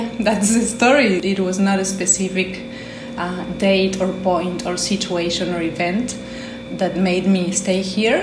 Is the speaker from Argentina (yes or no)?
yes; Argentina; moved away as an adult; now in Tulum, Mexico; I'm from Argentina. I've been here for 9 years